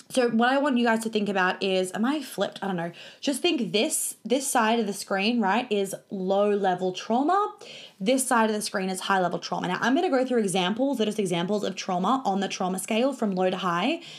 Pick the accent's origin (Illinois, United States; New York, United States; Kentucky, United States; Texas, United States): New York, United States; also born or lived in Sydney / Melbourne; now in Australia; I grew up in New York. We moved to Sydney. I went to a private school in Sydney. We moved to Melbourne. I went to a private school in Melbourne.